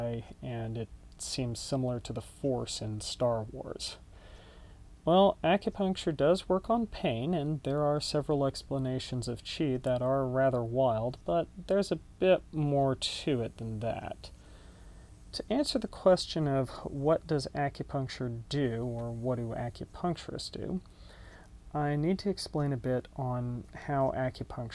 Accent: Dallas, Texas, United States; also born or lived in Austin, Texas; now in Denton, United States; I grew up in Dallas

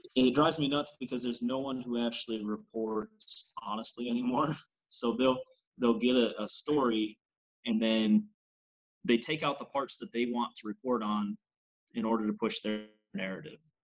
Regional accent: New York, United States; moved away as an adult; now in Missouri, United States; New York's a very large state as a whole, where you know I was seven and a half hours away from the state or away from the uh, away from the city

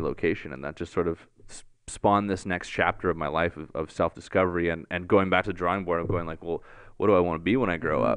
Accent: Barrie, Ontario, Canada; moved away as an adult; also born or lived in Hollywood Hills, Los Angeles; I'm from Barrie

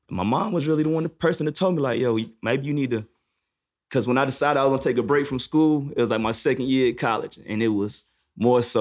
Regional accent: New York, United States; No, nah, I'm from New York.

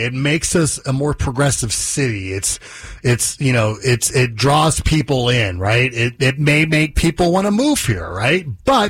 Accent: Las Vegas, Nevada, United States; I'm from Las Vegas.

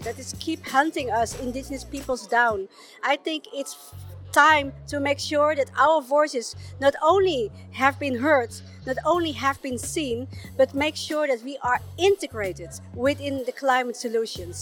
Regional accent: Chile; I was born in Walmapu, Chile, in the high mountains of Patagonia, the Andes

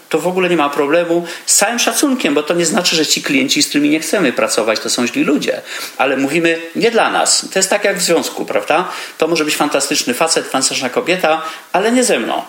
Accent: Poland; moved away as an adult; also born or lived in Vienna, Austria; wyjechałem z Polski, jako taki ciemny chłopaczek

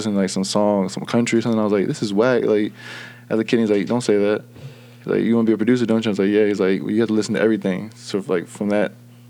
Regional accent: Virginia, United States; I was born in Virginia.

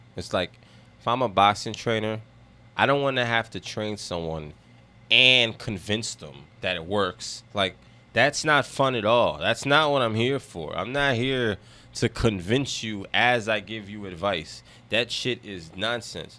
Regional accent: United States; I grew up in America

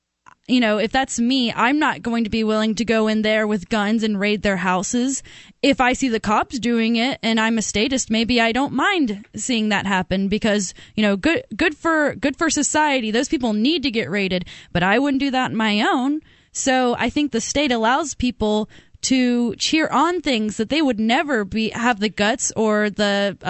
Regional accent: Alabama, United States; now in New Hampshire, United States; I am from Alabama

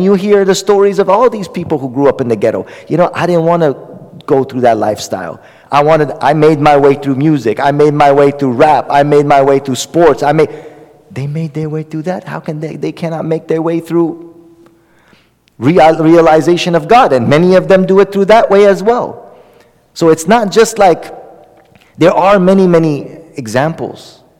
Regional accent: Oakland, California, United States; I grew up in Oakland. Nobody knows where I came from.

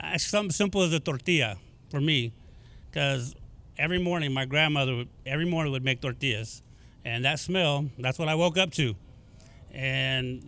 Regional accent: Sacramento, California, United States; I'm born and raised in Sacramento.

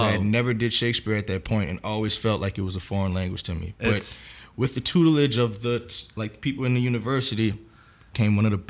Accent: New Orleans, Louisiana, United States; Well, I'm born and raised in New Orleans, grew up in the east side of New Orleans.

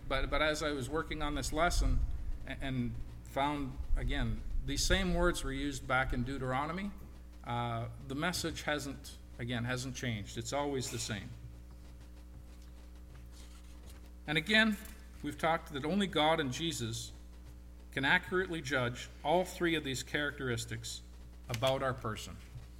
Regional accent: Portage, United States; Now, growing up in Portage, he told me that I was not to run into the street.

